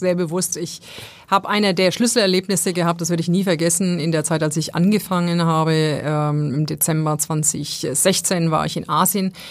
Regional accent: Essen, North Rhine-Westphalia, Germany; now in Hamburg, Germany; im Ruhrgebiet so, wo ich ja, wo ich ja eigentlich herkomme

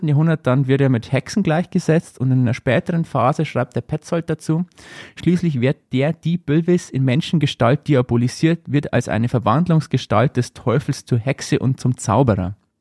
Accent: Upper Palatinate, Bavaria, Germany; bei uns in Oberpfalz

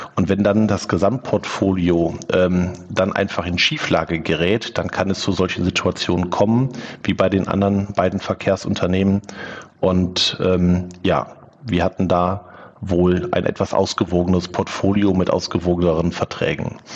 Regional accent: Wülfrath, North Rhine-Westphalia, Germany; also born or lived in Neviges, Velbert; groß geworden bin ich in Wülfrath.

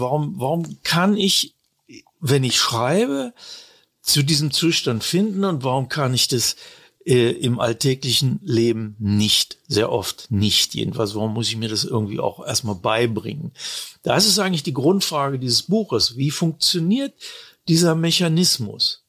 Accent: Braunschweig, Lower Saxony, Germany; moved away as an adult; also born or lived in Italy; now in Munich, Germany; ich bin ja von, von Braunschweig, meiner Heimatstadt aus, nach München gekommen

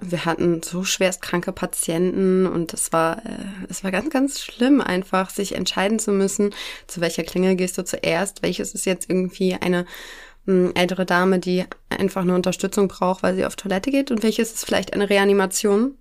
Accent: near Elmshorn, Schleswig-Holstein, Germany; ich komme aus der Nähe von Emshorn. Das ist in Schleswig-Holstein, bei Kiel

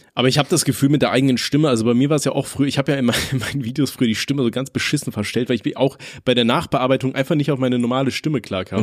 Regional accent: Aachen, North Rhine-Westphalia, Germany; ich komme ja aus Aachen und bei uns in Aachen ist es so

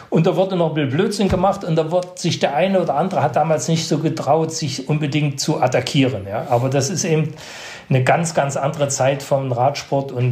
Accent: Netherlands; Also ich bin unten rangekommen als Holländer am Berg der Holländer

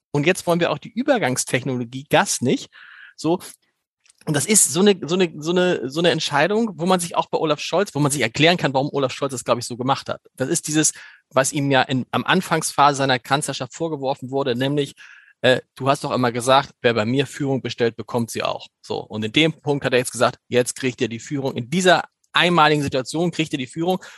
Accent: Germany; als Deutscher

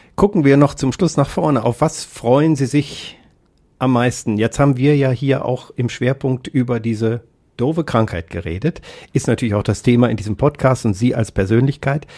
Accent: Kassel, Hesse, Germany; moved away; in Kassel, auch noch meine Heimatstadt

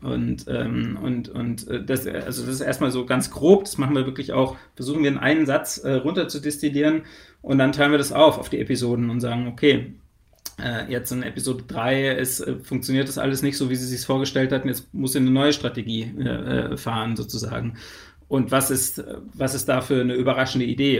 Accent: Germany; als Deutscher

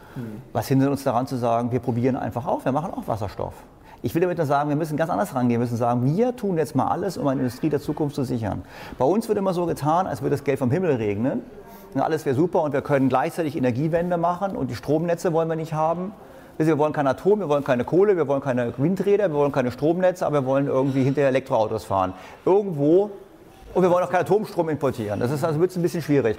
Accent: Berlin, Germany; ich komme aus Berlin

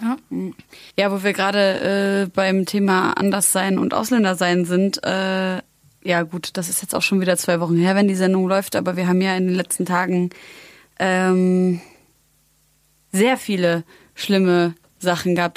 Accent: Syria; ich bin Syrerin.

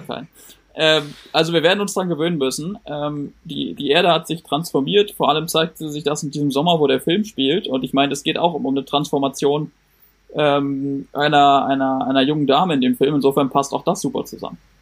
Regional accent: Berlin, Germany; ich bin der Einzige in der Runde, der hier aus Berlin kommt

